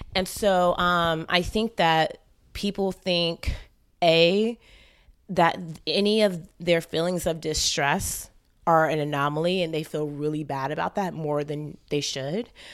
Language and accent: English; St. Kitts & Nevis; moved away; I'm actually Caribbean from Saint Kitts originally